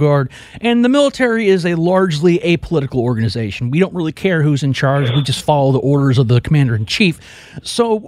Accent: Houston, Texas, United States; my hometown of Houston, Texas.

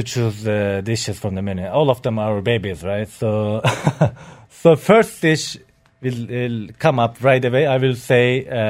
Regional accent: Turkey; now in Dubai, United Arab Emirates; So I born in Turkey. I'm from Turkey.

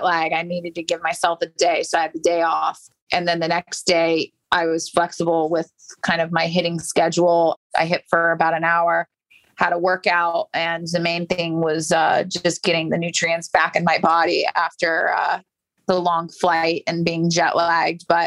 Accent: St. Petersburg, Florida, United States; I grew up in St. Pete, just down the street from IMG Academy.

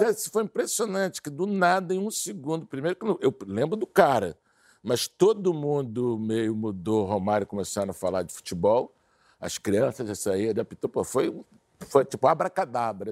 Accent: Brazil

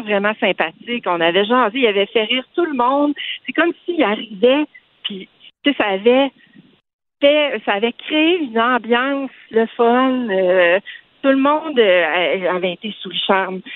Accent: Saguenay, Quebec, Canada; now in Quebec City, Canada; je suis originaire du Saguenay

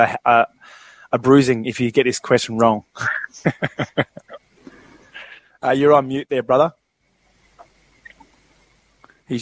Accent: Granville, New South Wales, Australia; I grew up in Granville. It's a bit of the hood.

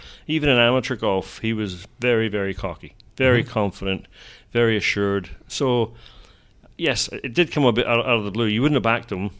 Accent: Scotland, United Kingdom

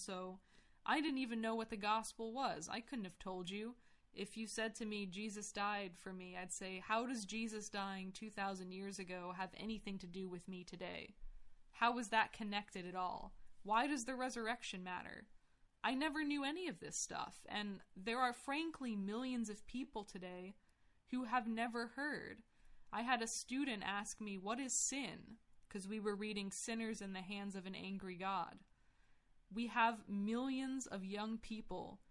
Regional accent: United States; I grew up in America

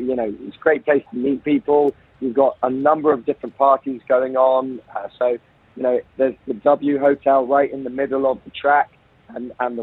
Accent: United Kingdom; now in United Arab Emirates; being a Brit

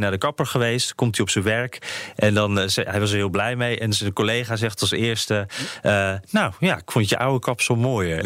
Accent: Netherlands; Wij Nederlanders

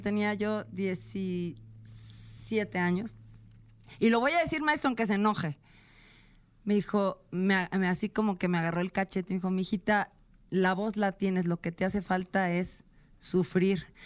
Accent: San Luis Potosí, Mexico; San Luis Potosí, mi tierra natal

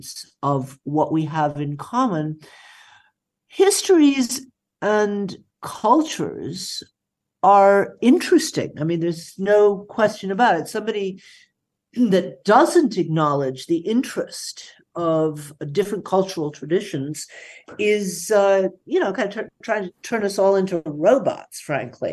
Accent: United States; now in Berlin, Germany; I am an American

